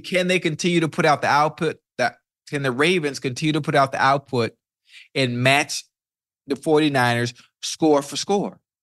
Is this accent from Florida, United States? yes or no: yes; Miami, Florida, United States; I'm from Liberty City